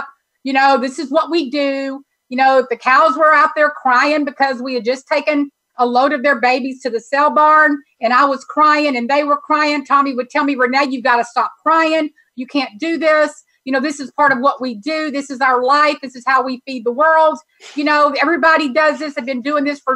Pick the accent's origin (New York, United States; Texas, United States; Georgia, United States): Texas, United States; being a Texan